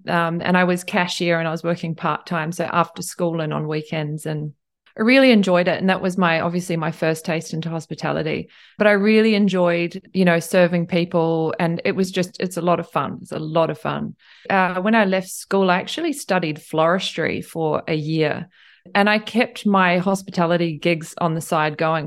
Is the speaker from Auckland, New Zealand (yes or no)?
no; Tauranga, Bay of Plenty, New Zealand; moved away as an adult; also born or lived in Cambridge, New Zealand / Queenstown, New Zealand; now in Tokyo, Japan; I grew up in Tauranga and, um, and Cambridge.